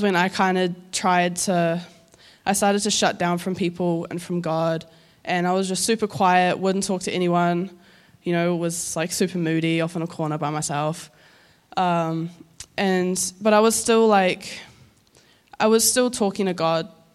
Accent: Auckland, New Zealand; also born or lived in Northland; I'm from Northland, but I grew up in Auckland.

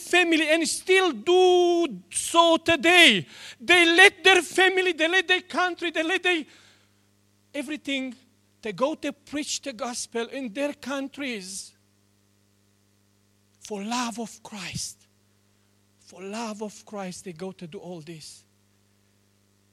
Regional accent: Romania; English is a second language; now in New Zealand; I was born in Romania

